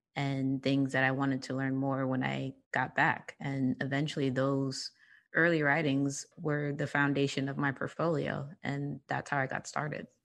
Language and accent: English; New York, United States; I am born and raised in New York. Um, I was raised in Harlem.